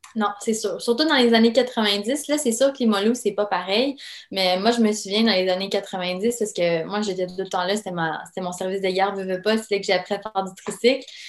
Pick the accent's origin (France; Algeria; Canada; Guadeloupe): Canada; Quebec City, Quebec; also born or lived in Yugoslavia; on a immigré évidemment euh, à Québec en raison d'une guerre civile qui a éclaté dans mon pays natal